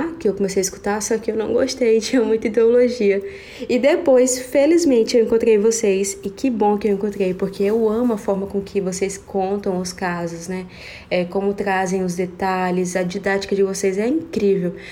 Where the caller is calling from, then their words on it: Araguaína, Tocantins, Brazil; sou daqui de Araguaína, Tocantins.